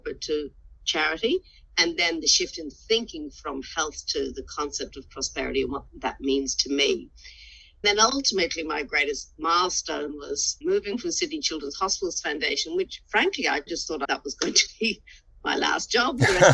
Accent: Ireland; now in Australia; as a young child growing up in Ireland

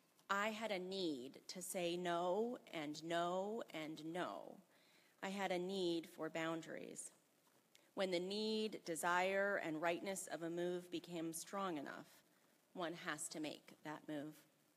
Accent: Selma, Alabama, United States; I grew up in Selma, Alabama, from a very conservative and fundamentalist-oriented white family.

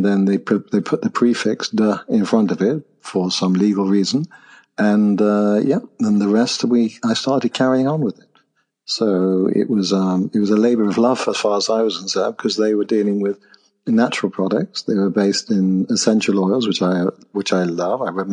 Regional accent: Nottingham, East Midlands, United Kingdom; I was born in Nottingham, by the way. And I opened a health club there

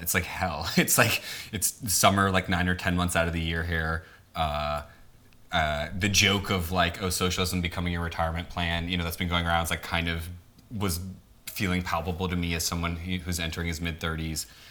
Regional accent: New Orleans, Louisiana, United States; moved away; the city where I'm from, where I grew up in New Orleans.

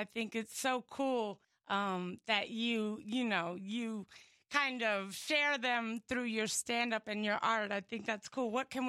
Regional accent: Virginia, United States; we're also from the same area. I'm born in Virginia

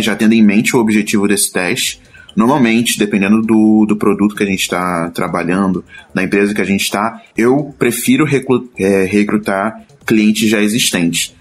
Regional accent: Rio de Janeiro, Brazil; moved away as an adult; now in São Paulo, Brazil; também sou carioca, que nem a Luana

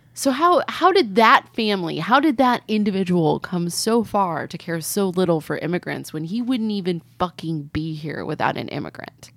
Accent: California, United States; as a kid growing up in California

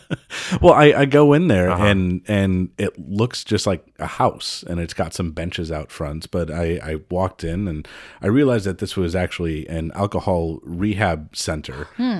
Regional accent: Appleton, Wisconsin, United States; I mean, I'm from Appleton, Wisconsin. You know, there's not much else to do there except to get married young and have kids about a week later.

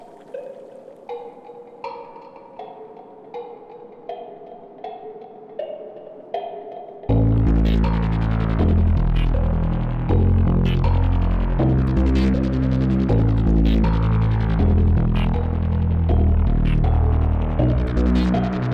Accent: Dayton, Ohio, United States; near Dayton, my hometown

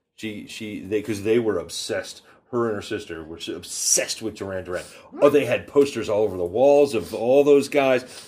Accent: Burlington, Washington, United States; also born or lived in Bellingham, Washington; So I grew up in Burlington

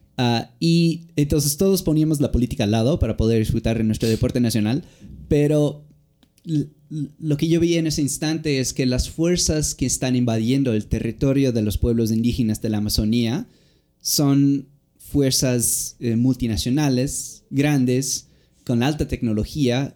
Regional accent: United States; moved away; somos estudiantes mimados gringos

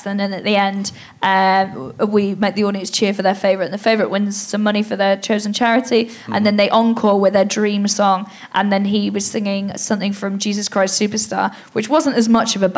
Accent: Welsh, Wales, United Kingdom; I'm Welsh

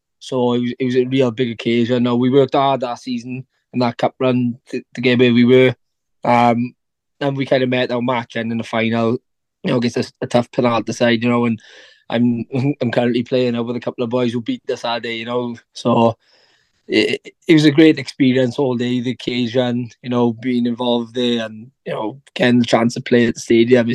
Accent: Treorchy, Wales, United Kingdom; Treorchy's my local club where I started when I was 8 years old

